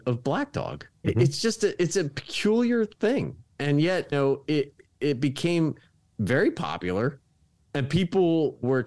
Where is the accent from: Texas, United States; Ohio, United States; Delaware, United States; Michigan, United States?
Delaware, United States; Dover; I grew up in Dover, Delaware